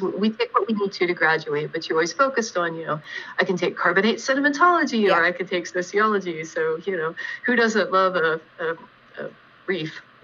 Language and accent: English; Jackson, Ohio, United States; also born or lived in Chillicothe, Ohio; now in Lakewood, United States; I was born in a town in southeastern Ohio called Chillicothe and uh, grew up in another smaller town even further to the south and east called Jackson